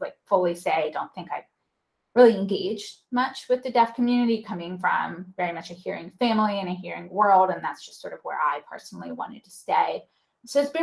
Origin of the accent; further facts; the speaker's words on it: North Carolina, United States; I grew up in North Carolina and I was Jewish